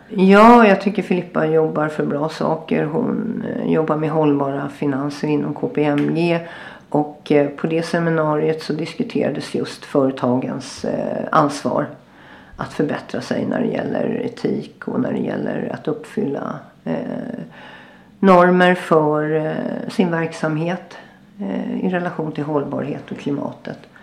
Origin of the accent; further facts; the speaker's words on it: Sweden; moved away as an adult; also born or lived in Agadir, Morocco; now in Marrakesh, Morocco; jag är ju svensk verkligen i grunden